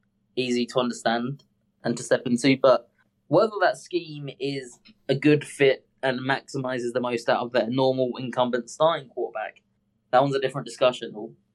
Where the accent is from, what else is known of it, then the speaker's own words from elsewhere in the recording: Southern United States, United States; Ouch, because I'm from the South.